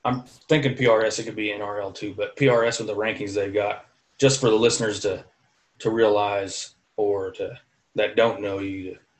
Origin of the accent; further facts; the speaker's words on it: Iowa, United States; moved away as an adult; also born or lived in Alaska; I grew up in Iowa